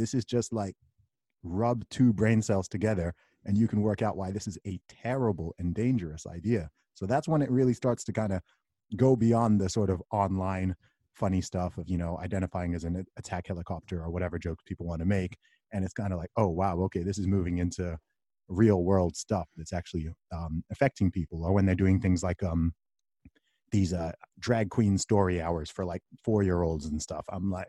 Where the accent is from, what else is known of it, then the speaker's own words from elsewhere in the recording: Saudi Arabia; I grew up in the Middle East. I grew up in Saudi Arabia. My family background is from Nigeria.